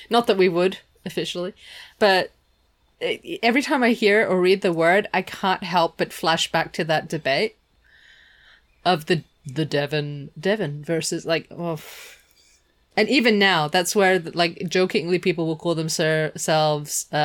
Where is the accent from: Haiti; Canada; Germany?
Germany; I grew up part way in Germany.